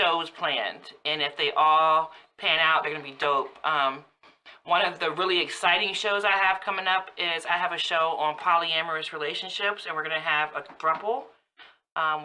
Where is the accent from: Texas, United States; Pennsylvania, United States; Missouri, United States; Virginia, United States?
Virginia, United States; Woodbridge; born or raised there